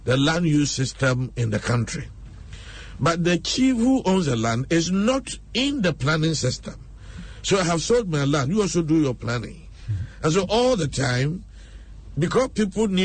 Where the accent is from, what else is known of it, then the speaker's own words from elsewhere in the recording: Sita, Ashanti, Ghana; now in Accra, Ghana; if you are living in my hometown, in Sita, in Ashanti region